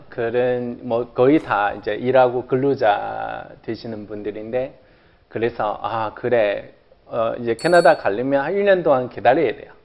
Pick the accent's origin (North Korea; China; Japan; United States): China; Korean is a second language; moved away as an adult; now in South Korea